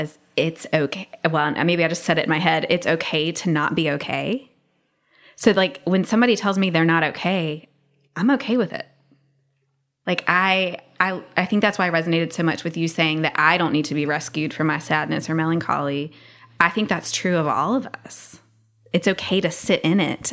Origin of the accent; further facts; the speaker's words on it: the South, United States; I'm from the South